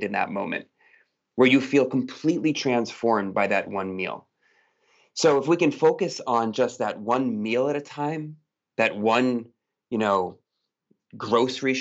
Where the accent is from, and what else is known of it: Massachusetts, United States; born or raised there; moved away as an adult; also born or lived in Piedmont, Italy; now in Portugal